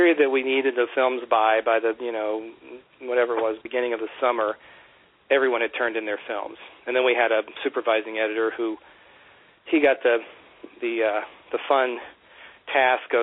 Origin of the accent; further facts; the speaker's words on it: Virginia Beach, Virginia, United States; moved away; when I was growing up in Virginia Beach, shooting things on Hi-8 with my friends